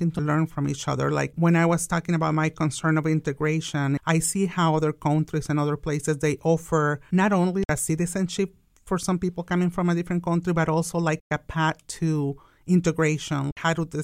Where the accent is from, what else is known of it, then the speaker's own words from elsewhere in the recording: Wichita, Kansas, United States; You know, I'm from Wichita because that's my home and that's where I'm coming from.